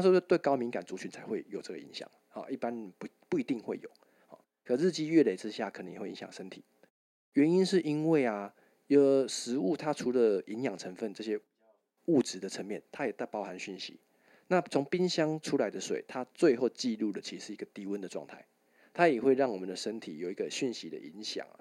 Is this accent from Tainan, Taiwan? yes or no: yes; Tainan, Taiwan; 我我是台南人啊啊！